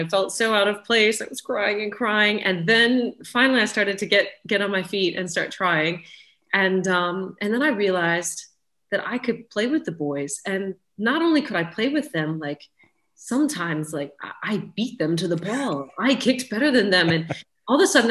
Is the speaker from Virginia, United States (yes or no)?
yes; Richmond, Virginia, United States; moved away as an adult; now in England, United Kingdom; I grew up in Richmond, Virginia